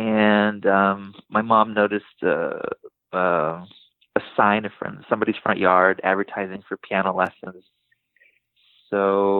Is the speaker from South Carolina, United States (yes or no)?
no; Los Angeles, California, United States; also born or lived in Burbank, California; Grew up in North Hollywood and then later in junior high and high school years in Burbank.